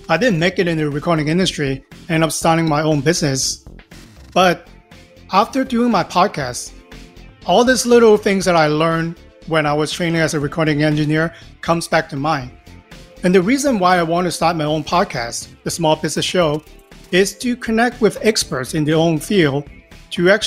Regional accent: Los Angeles, California, United States; I'm from Los Angeles, California.

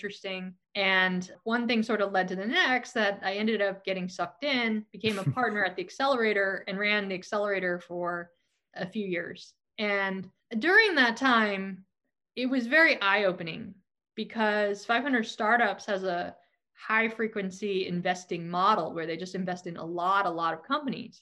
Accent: Silicon Valley, California, United States; So I am from Silicon Valley. There are not many of us. Born here, I was raised here, and I grew up during the dot-com boom.

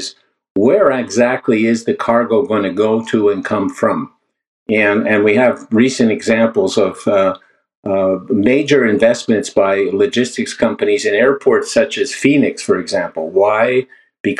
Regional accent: Canada; I am a Canadian

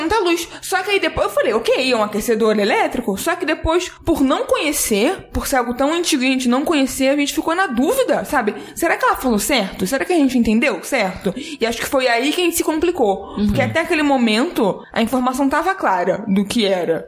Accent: Rio de Janeiro, Brazil; eu sou carioca, morando no Rio a vida inteira

